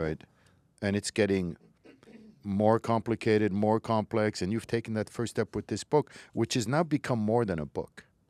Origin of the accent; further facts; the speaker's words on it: Morocco; moved away; I was born in Morocco, was raised in Morocco